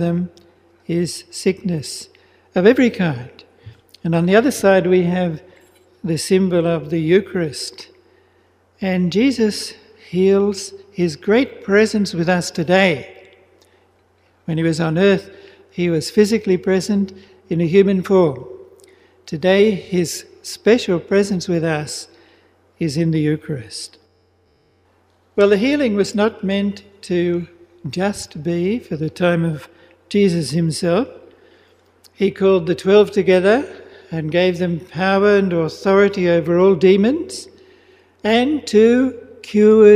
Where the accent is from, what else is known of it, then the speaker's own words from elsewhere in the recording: Melbourne, Victoria, Australia; moved away as an adult; also born or lived in Philippines; I'm originally from Melbourne. I was born in Melbourne, but I've been a Redemptorist now, a priest for 49 and a half years, and only the first year and a half was in Melbourne.